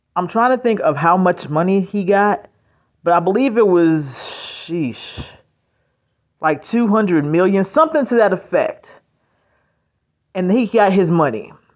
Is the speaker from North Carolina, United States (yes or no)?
yes; North Carolina, United States; I'm from North Carolina